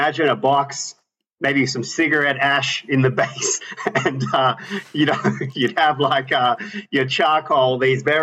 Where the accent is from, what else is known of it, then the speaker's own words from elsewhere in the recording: Melbourne, Victoria, Australia; moved away as an adult; now in United States; I'm from Melbourne, Australia.